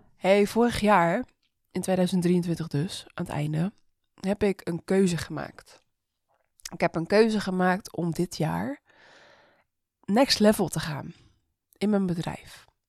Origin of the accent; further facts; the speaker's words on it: Rotterdam, South Holland, Netherlands; ik ben een Rotterdammer